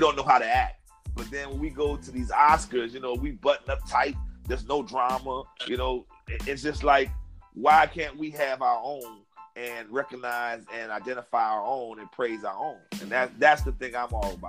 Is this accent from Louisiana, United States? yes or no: yes; New Orleans, Louisiana, United States; moved away as an adult; now in Houston, United States; I'm originally from New Orleans, Louisiana, born and raised. But okay. I actually live in Houston, Texas